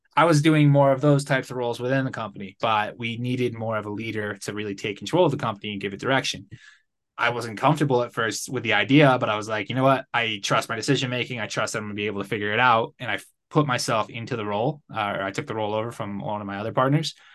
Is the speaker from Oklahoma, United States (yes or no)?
no; Connecticut, United States; moved away as an adult; now in Guadalajara, Mexico; I'm originally from Connecticut. I grew up there, spent most of my life in the Northeast. Uh, now I live in Guadalajara, Mexico